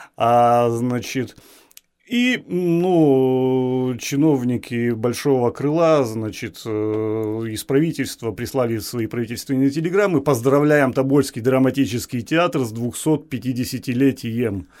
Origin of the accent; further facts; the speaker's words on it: Tobolsk, Tyumen Oblast, Russia; я коренной табаляк, я э, ну, как бы это громко не звучало, я патриот своей, своего города. Ну, скажем, патриот своей малой родины. Я горжусь, что я рожден в этом городе